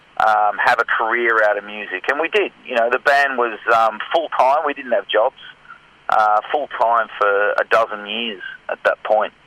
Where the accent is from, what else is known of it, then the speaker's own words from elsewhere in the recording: Scotland, United Kingdom; now in Australia; I was born in Scotland and lived in Scotland.